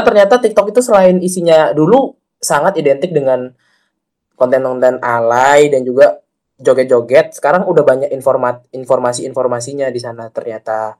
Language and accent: Indonesian; Bali, Indonesia; kita sebagai orang Bali